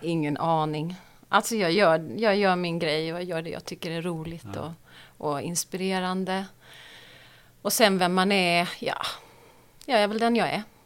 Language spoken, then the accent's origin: Swedish; Marieholm, Skåne, Sweden; also born or lived in Stockholm; jag är född i, eh, i Stockholm och så flyttade vi ner till Skåne när jag var fem. Och då eh, flyttade vi till en by som heter Marieholm